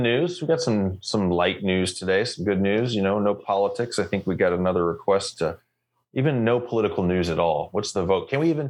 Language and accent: English; United States; now in Canada; I'm American. Where's the DMV? Anyway, I'm also Canadian.